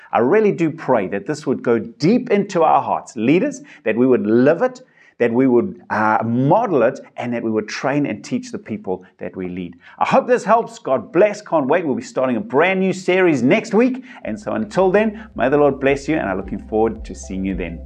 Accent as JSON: {"language": "English", "country": "South Africa", "said": "I've got my South African passport, I'm a South African citizen"}